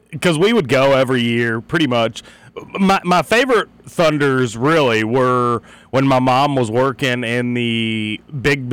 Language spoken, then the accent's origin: English; Pekin, Indiana, United States; my hometown